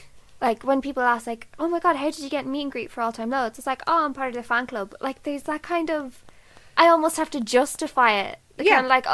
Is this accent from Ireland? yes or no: yes; Dublin, Leinster, Ireland; we're from Dublin or we're of the same like similar age